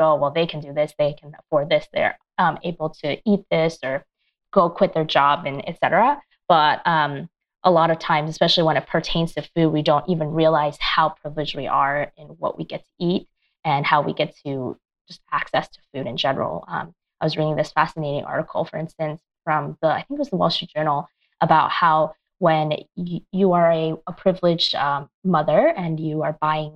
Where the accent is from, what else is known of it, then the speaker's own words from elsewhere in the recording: United States; also born or lived in China; growing up Asian American in this country, I was born in China, but I came here when I was three. So I'm pretty much just all American.